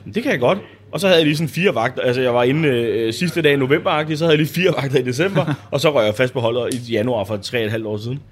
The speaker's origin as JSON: {"language": "Danish", "area": "Bornholm", "region": "Capital Region of Denmark", "country": "Denmark", "said": "jeg er Bornholmer"}